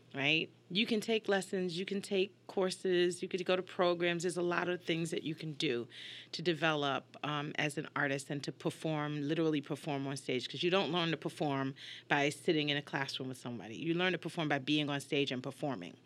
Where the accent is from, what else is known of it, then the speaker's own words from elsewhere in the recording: New York, United States; moved away as an adult; also born or lived in Hartford, Connecticut; now in Houston, United States; I grew up in New York and came up to the University of Hartford, stayed here for thirty years